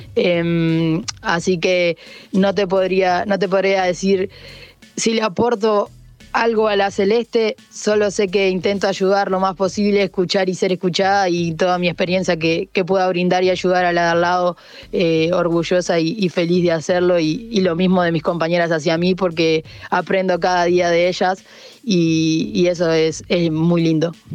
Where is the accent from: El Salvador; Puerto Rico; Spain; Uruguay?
Uruguay; como uruguaya